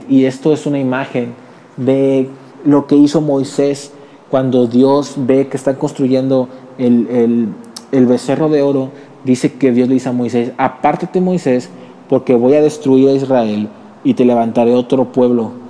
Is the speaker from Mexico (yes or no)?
yes; Mexico; perdónanos, perdónanos, yo mismo soy mexicano, perdónanos.